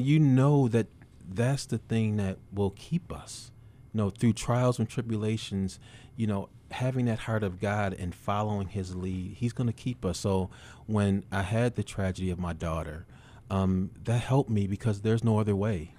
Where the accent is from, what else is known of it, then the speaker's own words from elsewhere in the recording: Buffalo, New York, United States; I'm born and raised in Buffalo.